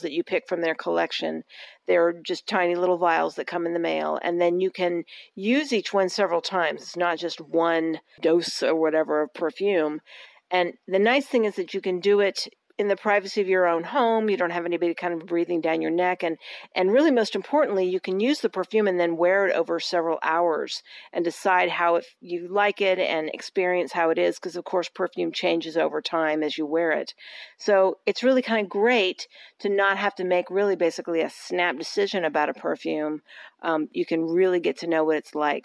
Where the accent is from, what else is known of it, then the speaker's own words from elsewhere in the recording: Austin, Texas, United States; my hometown of Austin